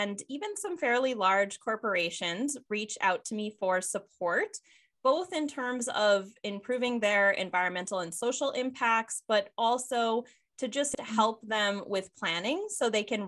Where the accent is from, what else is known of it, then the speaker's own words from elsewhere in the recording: Michigan's Upper Peninsula, United States; I grew up in Michigan's Upper Peninsula, which is one of the U.S. most pristine regions.